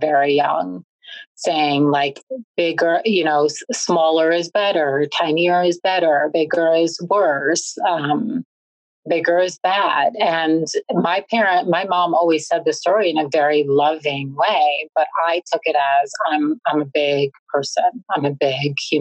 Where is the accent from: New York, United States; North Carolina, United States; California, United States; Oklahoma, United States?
New York, United States; New York City; I was born and raised in Brooklyn